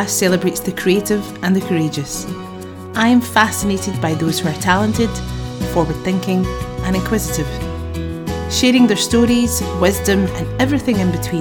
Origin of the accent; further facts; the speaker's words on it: Bellshill, Scotland, United Kingdom; I'm in Bells Hill.